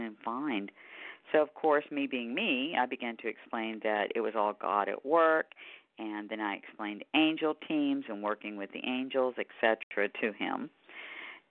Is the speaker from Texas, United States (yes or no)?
yes; Houston, Texas, United States; my hometown of Houston, Texas